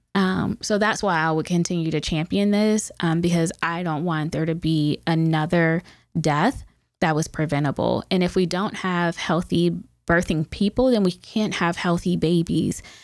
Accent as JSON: {"language": "English", "town": "Youngstown", "region": "Ohio", "country": "United States", "tie": "born or raised there", "said": "I grew up in Youngstown, born and raised"}